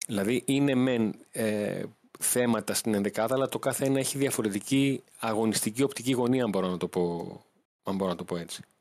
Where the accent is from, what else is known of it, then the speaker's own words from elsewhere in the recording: Greece; Του λέω: Γεια σα, είμαι δημοσιογράφο από Ελλάδα.